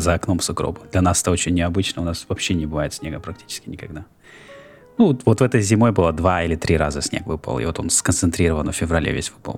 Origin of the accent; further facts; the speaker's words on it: Norilsk, Krasnoyarsk Krai, Russia; moved away as an adult; now in Philadelphia, United States; я родился в Норильске, вырос в Норильске. Потом жил в Красноярске. То есть я недавно в Филадельфии.